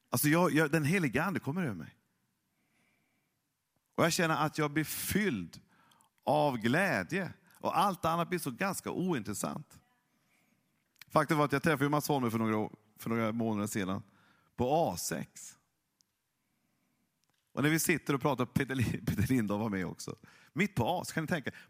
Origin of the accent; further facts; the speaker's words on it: Norrland, Sweden; jag är ju norrlänning, jag är egentligen inte känslosam. Det är väldigt saktmodig.